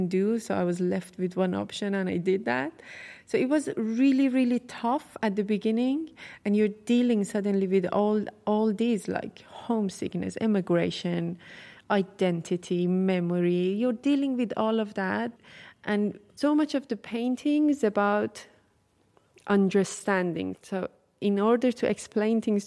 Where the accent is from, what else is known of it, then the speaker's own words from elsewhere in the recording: Tehran, Tehran Province, Iran; I'm from Tehran